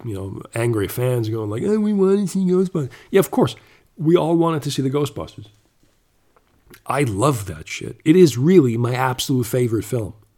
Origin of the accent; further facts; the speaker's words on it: Canada; moved away; also born or lived in Germany; I was born in Germany, but I grew up uh, for six years in Canada